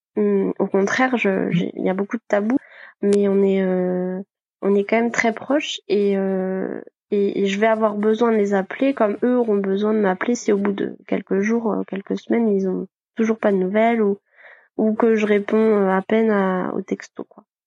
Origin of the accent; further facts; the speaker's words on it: Côtes-d'Armor, Brittany, France; also born or lived in Rennes; now in Brest, France; je suis originaire de, des Côtes d'Armor